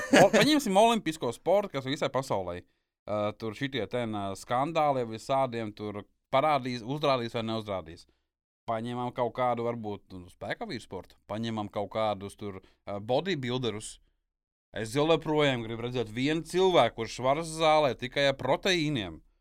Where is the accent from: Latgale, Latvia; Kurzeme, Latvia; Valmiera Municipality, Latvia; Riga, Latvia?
Kurzeme, Latvia; es esmu kurzemnieks